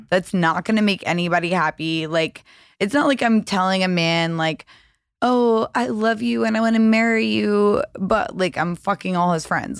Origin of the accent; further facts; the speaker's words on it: the South, United States; now in Los Angeles, United States; I was raised in the South